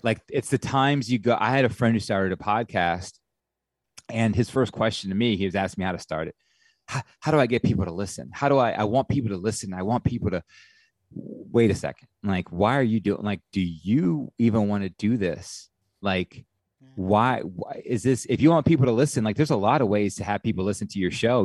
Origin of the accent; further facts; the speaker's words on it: Atlanta, Georgia, United States; also born or lived in Clemson; I'm from Atlanta